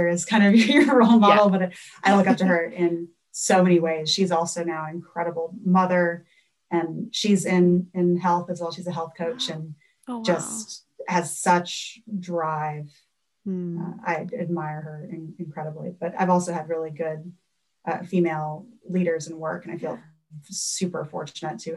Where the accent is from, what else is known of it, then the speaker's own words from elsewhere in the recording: New Orleans, Louisiana, United States; moved away; I'm from New Orleans. love gold food, grew up fishing in Lake Pontchartrain and the bayous